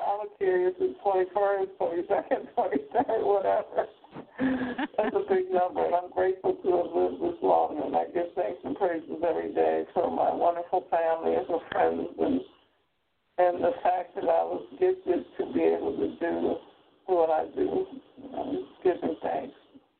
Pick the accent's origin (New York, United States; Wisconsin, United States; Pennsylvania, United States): Pennsylvania, United States; Philadelphia; born there; I was born in Philly at 19th and South in a house with a midwife.